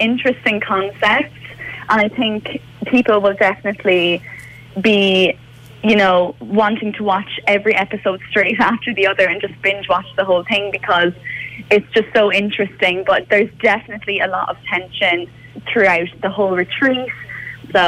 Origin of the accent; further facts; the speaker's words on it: Cork, Munster, Ireland; moved away as an adult; now in London, United Kingdom; I'm from Cork. I've got two sisters, and I moved over to London about a year and a half ago